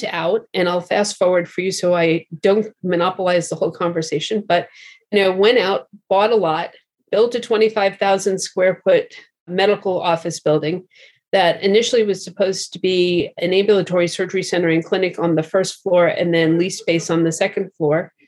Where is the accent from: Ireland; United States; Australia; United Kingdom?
United States; New York; moved away; also born or lived in Boston / San Francisco; having grown up in New York and having gone to school in Boston